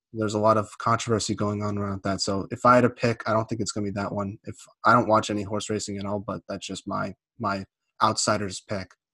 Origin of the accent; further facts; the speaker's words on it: East Coast, United States; I'm not from Minnesota. I'm from the East Coast